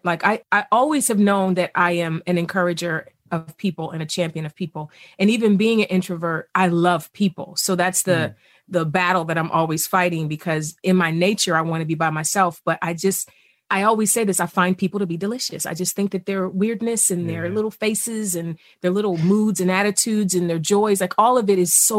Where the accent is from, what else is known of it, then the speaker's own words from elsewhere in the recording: East Cleveland, Ohio, United States; I grew up poor in East Cleveland.